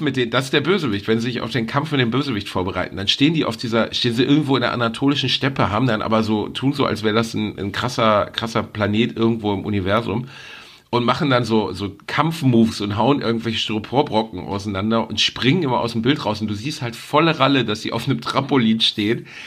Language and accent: German; Gelsenkirchen, North Rhine-Westphalia, Germany; Ich bin in Gelsenkirchen aufgewachsen